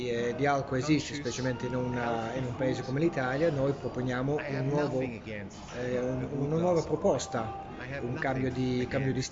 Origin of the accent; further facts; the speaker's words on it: Belgium; Pensa che noi veniamo proprio dal Belgio, dal Belgio dove siamo abbastanza eh, conservativi